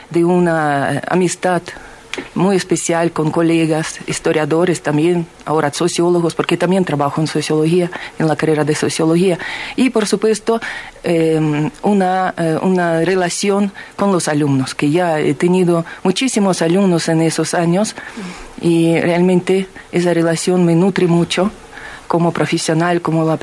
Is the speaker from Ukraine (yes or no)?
yes; Ukraine; Spanish is a second language; now in Bolivia; yo soy de una parte de Ucrania eh, donde la mayoría de la población es rusa, y yo étnicamente soy rusa. Y lastimosamente mm, mi región ahora está en el estado de guerra porque esa región se ha separado de Ucrania, es ahora república independiente.